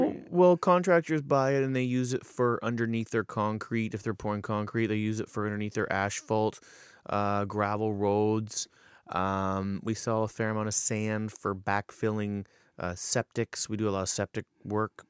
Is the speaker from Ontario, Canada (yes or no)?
yes; Paris, Ontario, Canada; born and raised in Paris